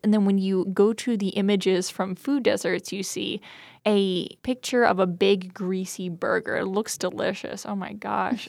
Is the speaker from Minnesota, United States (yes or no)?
no; New Jersey, United States; moved away; I'm from New Jersey. I grew up out there